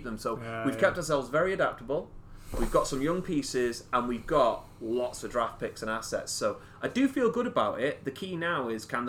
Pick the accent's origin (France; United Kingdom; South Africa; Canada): United Kingdom; England; as an Englishman